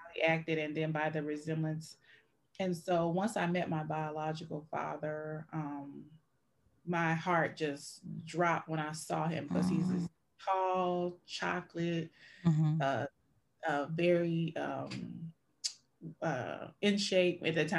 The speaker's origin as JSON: {"language": "English", "region": "Louisiana", "country": "United States", "lives_now": "Michigan, United States", "said": "I currently reside in Michigan, but I'm originally from Louisiana."}